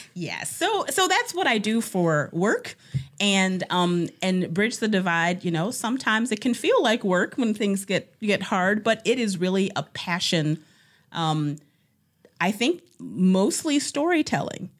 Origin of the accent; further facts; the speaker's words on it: Cleveland, Ohio, United States; moved away as an adult; now in Cedarburg, United States; I am from Cleveland, Ohio